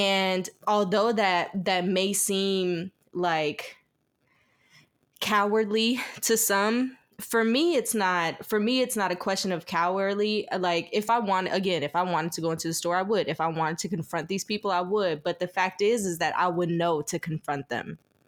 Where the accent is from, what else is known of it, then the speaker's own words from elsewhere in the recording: the South, United States; this might be a little off the wall, but this is probably because I was raised in the South.